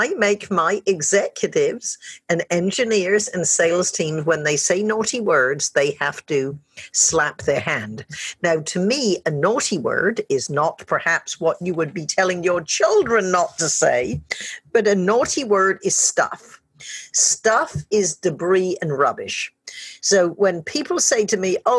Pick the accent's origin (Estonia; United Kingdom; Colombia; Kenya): United Kingdom; I'm British as well.